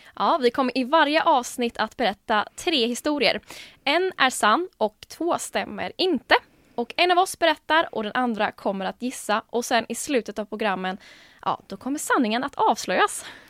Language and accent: Swedish; Jönköping, Jönköping County, Sweden; now in Gothenburg, Sweden; kom egentligen från Jönköping från början. Men bor ju nu här då i Göteborg